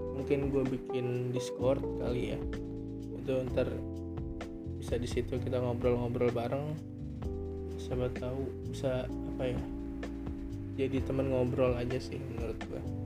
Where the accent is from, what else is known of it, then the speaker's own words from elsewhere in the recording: Bekasi, West Java, Indonesia; moved away as an adult; now in Jember, Indonesia; gue dari Bekasi ya ibaratnya deket sama ibu kota terus gue ke Jember